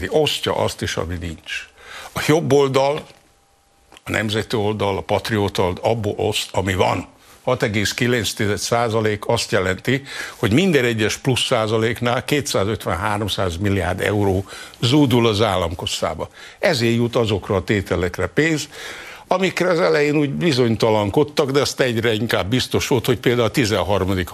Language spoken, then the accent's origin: Hungarian; Zala, Hungary; én Zalai vagyok